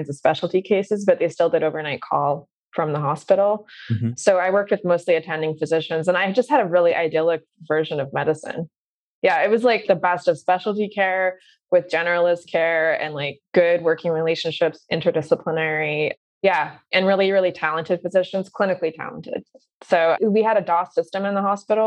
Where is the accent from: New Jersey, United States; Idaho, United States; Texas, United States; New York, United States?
Idaho, United States; central; moved away as an adult; also born or lived in Kelowna, Canada; I grew up off the grid in central Idaho.